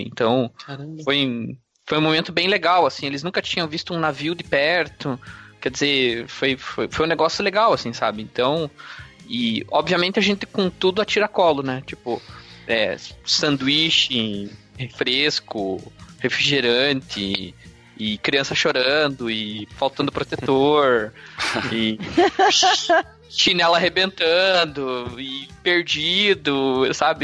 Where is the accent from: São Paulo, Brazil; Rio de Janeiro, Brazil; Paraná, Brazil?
Paraná, Brazil; Curitiba; eu sou aqui de Curitiba e é isso. Nascido, criado e vivido.